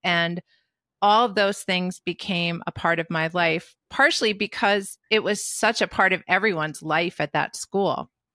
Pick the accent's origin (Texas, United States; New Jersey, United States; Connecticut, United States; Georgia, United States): New Jersey, United States; also born or lived in Brooklyn, New York; I was born in Brooklyn and raised in New Jersey